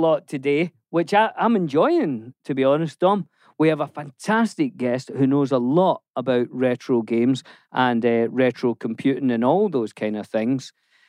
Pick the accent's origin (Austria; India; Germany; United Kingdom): United Kingdom; Scotland; And obviously, I grew up in Scotland.